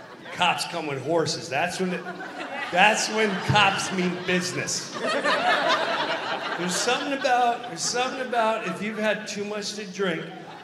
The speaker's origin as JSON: {"language": "English", "town": "Madison", "region": "Wisconsin", "country": "United States", "said": "I'm from Madison, Wisconsin."}